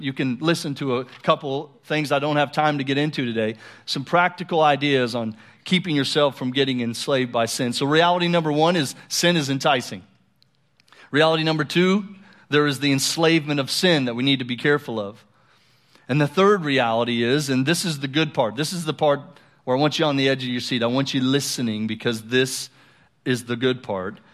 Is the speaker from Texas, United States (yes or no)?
no; Colorado, United States; moved away; I grew up in Colorado, uh, for about six years